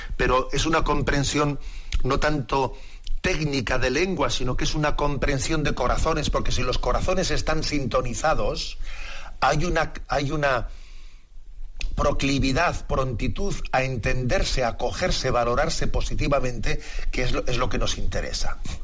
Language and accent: Spanish; San Sebastián, Basque Country, Spain; en nuestra tierra, y sabes que yo soy de Bispo de San Sebastián